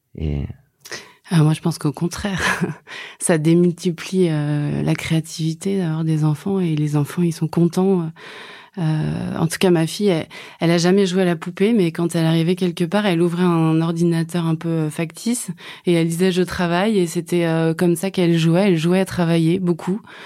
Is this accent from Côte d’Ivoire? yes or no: no; Brittany, France; je suis bretonne